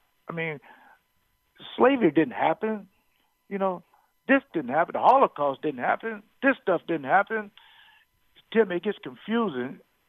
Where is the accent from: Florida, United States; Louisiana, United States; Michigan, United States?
Florida, United States; now in Wisconsin, United States; I moved to Wisconsin from Florida